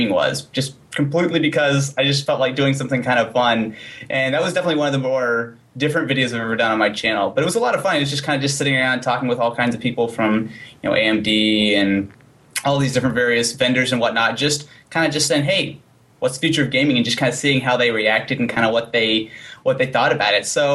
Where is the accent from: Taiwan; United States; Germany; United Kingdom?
United States; Missouri; I'm from Missouri